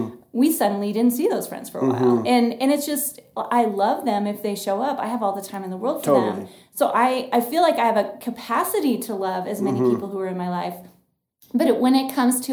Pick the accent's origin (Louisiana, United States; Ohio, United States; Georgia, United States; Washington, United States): Washington, United States; also born or lived in Austin, Texas; now in Billings, United States; we are from Washington State, and then we lived in Austin